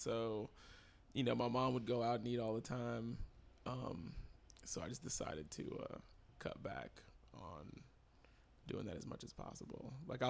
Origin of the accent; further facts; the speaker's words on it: Texas, United States; because I'm from Texas, I would compare all these crowds to Texas crowds.